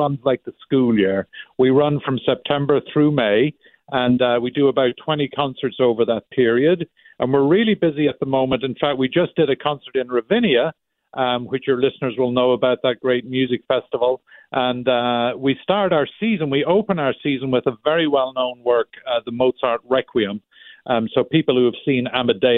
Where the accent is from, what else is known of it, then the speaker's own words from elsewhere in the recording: Ireland; now in Chicago, United States; I'm actually from Ireland originally